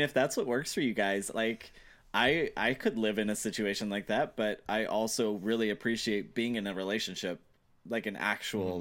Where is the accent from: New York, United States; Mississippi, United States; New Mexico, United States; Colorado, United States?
Mississippi, United States; I'm from Mississippi.